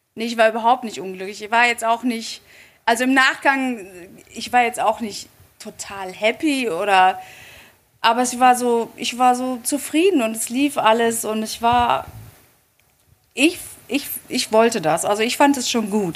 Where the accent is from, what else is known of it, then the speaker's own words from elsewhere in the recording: Dortmund, North Rhine-Westphalia, Germany; ich bin in Dortmund aufgewachsen